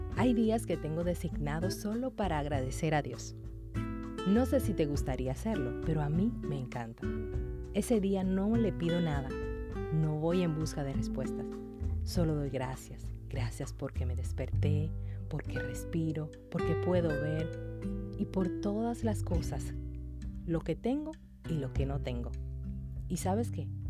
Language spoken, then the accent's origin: Spanish; Dominican Republic